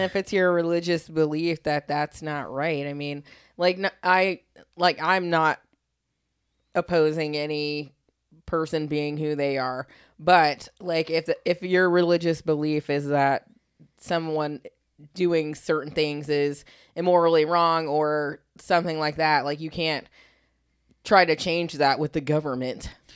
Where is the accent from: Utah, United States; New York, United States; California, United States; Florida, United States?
Florida, United States; Riverview; My hometown is Riverview